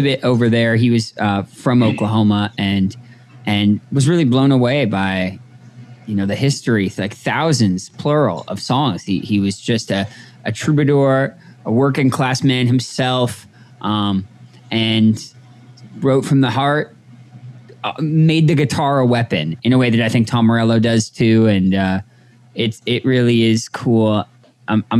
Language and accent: English; Toronto, Ontario, Canada; moved away as an adult; also born or lived in New Jersey / Montreal; now in Los Angeles, United States; I was born in New Jersey, working class family, immigrated to Canada when I was a young boy. I grew up in Toronto